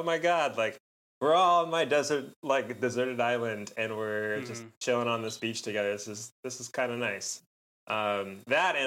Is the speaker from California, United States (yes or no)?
yes; California, United States; moved away; I grew up in California